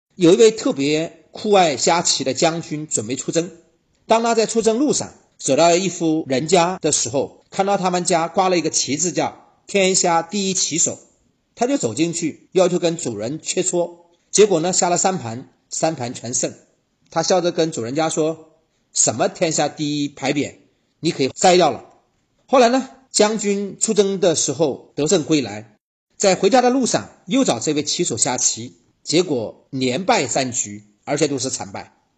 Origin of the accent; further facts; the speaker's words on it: China; 我们中国人